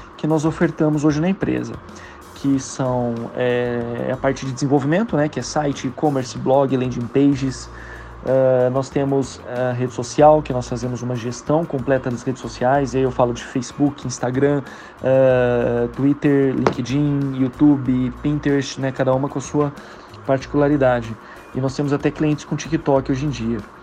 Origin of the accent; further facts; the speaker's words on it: Campinas, São Paulo, Brazil; eu sou de Campinas, moro em Campinas também